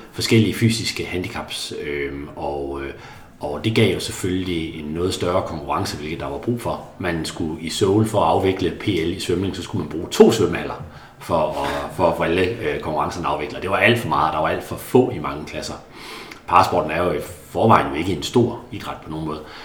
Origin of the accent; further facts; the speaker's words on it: a small town just outside Karup, Central Denmark Region, Denmark; i en lille by lidt uden for Karup, hvor jeg voksede op